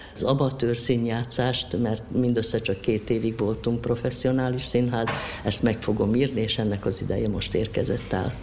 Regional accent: Sombor, Vojvodina, Serbia; moved away as an adult; also born or lived in Novi Sad; now in Subotica, Serbia; itt születtem zomborban, és itt nevelkedtem

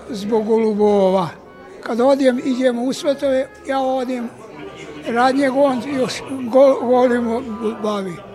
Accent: Tavankut, Vojvodina, Serbia; now in Subotica, Serbia; Ja sam svirao s njim kad sam došao iz Stavankuta, Suboticu jedno deseta godina.

